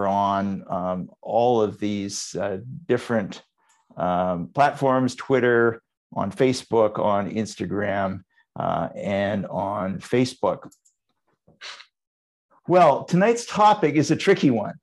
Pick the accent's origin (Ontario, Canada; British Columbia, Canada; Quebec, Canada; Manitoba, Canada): British Columbia, Canada; Vancouver; my hometown, Vancouver.